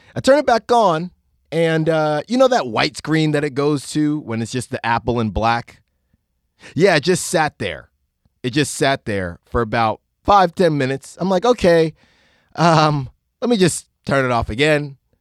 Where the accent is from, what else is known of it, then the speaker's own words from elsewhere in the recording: Concord, California, United States; I grew up in Concord